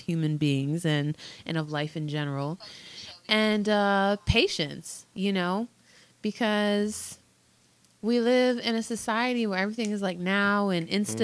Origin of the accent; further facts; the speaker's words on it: United States; as a Washingtonian